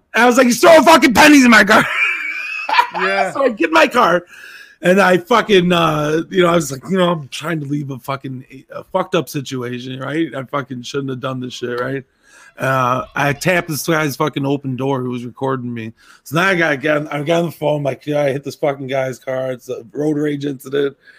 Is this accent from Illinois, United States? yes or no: yes; Zion, Illinois, United States; where I grew up in Zion